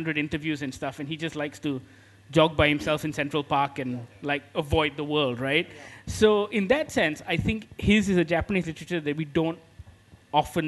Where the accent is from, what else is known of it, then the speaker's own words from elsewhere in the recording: Malaysia; us as Malaysians